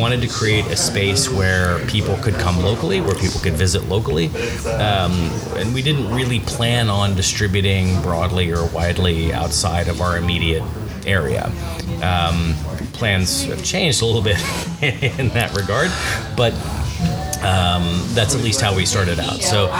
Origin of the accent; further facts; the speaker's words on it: the South, United States; I was born and raised in the South. There's not a massive craft beer culture in the area where I had grown up.